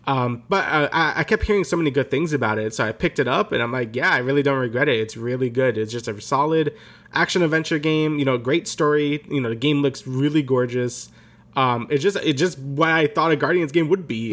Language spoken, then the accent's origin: English; New York, United States; we're both from New York